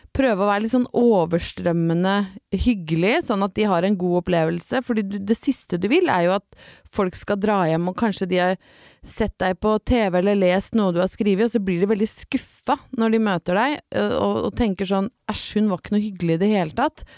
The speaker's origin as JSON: {"language": "Norwegian", "country": "Norway", "said": "hjemme i Norge"}